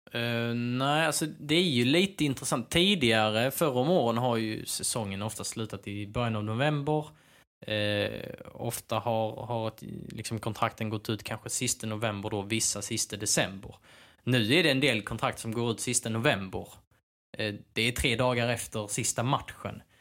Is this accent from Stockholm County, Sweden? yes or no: no; Skåne, Sweden; Jag är ju, jag är ju skåning